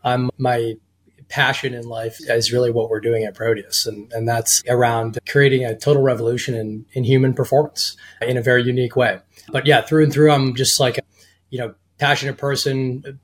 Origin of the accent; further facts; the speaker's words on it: outside of Boston, Massachusetts, United States; I grew up in outside of Boston in the suburbs